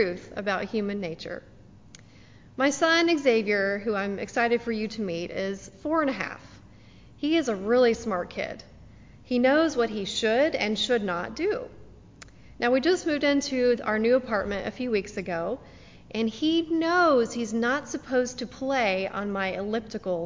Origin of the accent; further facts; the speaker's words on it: the Bible Belt, United States; Growing up in the Bible Belt as a Jewish teenager